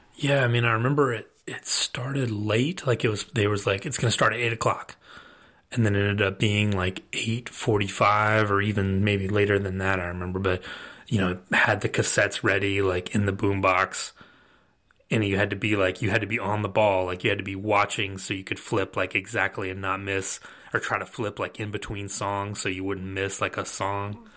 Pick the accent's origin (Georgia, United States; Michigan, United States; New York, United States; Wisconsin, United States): Georgia, United States; Rome; also born or lived in Athens, Georgia; I grew up in Rome, Georgia, which is not, like, a hotbed of culture, um, Northwest Georgia